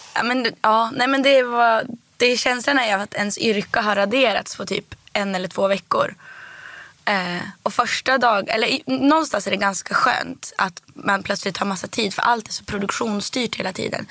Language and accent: Swedish; Härnösand, Västernorrland County, Sweden; also born or lived in Rättvik, Dalarna; now in Stockholm, Sweden; först så växte jag upp i Rättvik. i Dalarna.